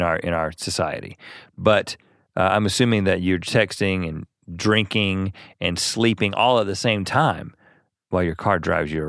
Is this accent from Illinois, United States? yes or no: no; North Carolina, United States; born or raised there